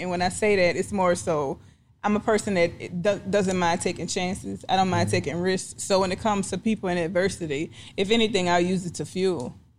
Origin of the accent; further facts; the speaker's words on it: New Orleans, Louisiana, United States; New Orleans.